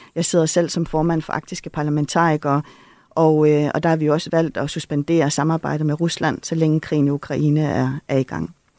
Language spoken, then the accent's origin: Danish; Greenland; jeg har jo også været med i den proces, der har været hjemme i Grønland